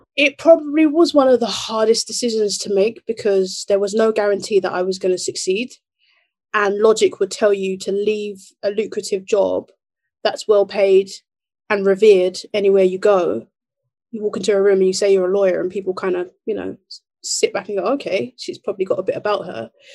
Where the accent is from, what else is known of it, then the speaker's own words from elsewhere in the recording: Nigeria; I'm Nigerian, so we're in the west